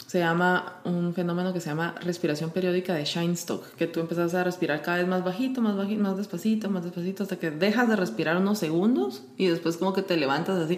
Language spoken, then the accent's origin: Spanish; Guatemala; moved away as an adult; also born or lived in Sardinia / New York / India; yo soy de Guatemala.